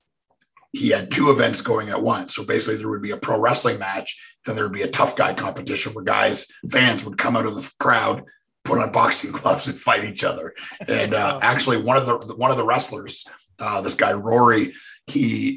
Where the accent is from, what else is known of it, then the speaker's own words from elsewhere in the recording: Canada; moved away as an adult; now in Nashville, United States; I grew up in Canada